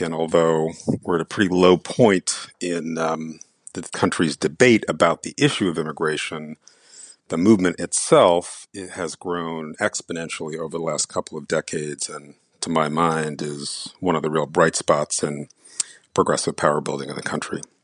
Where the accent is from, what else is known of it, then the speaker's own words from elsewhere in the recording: New York City, New York, United States; also born or lived in India; I grew up in the Bronx